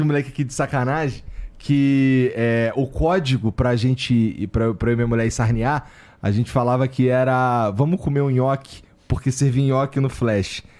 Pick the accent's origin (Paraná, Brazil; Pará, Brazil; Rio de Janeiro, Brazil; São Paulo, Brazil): Rio de Janeiro, Brazil; Morei no, no Rocha, que é na zona norte do Rio